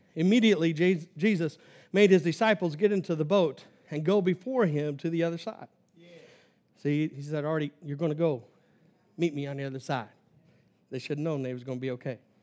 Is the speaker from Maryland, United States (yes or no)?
no; Kansas, United States; I'm from Kansas